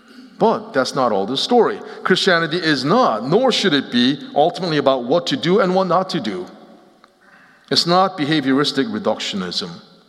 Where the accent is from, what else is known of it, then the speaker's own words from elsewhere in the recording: Seoul, South Korea; also born or lived in Philadelphia, United States; So I grew up both in Seoul, Korea, as well as outside of Philadelphia, and lived in the East Coast until about 13 years ago in 2006.